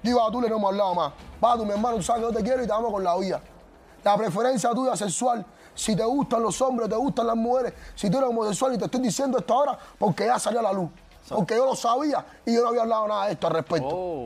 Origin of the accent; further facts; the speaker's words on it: Cuba; Yo soy cubano